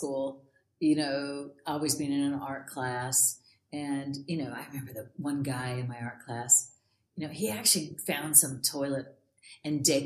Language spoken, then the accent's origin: English; Los Angeles, California, United States; also born or lived in San Diego; I actually was born and raised in Los Angeles